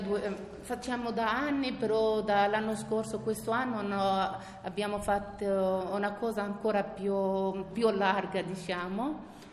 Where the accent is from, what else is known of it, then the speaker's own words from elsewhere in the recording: Morocco; Italian is a second language; moved away as an adult; now in Italy; sono del Marocco, eh, sto qui in Italia 16 anni